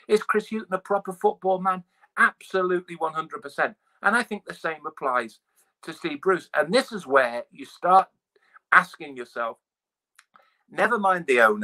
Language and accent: English; East Midlands, United Kingdom; I grew up in the East Midlands.